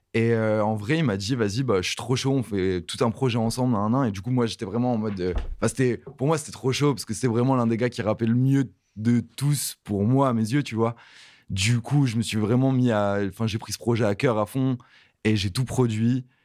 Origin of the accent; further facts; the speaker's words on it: Halluin, Hauts-de-France, France; à côté de Lille, euh, vers euh, la ville c'est Aluin